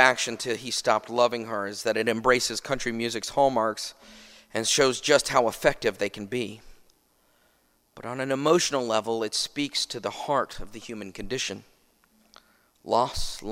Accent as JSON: {"language": "English", "town": "Nashville", "region": "Tennessee", "country": "United States", "tie": "born or raised there", "said": "born and bred in Nashville, Tennessee"}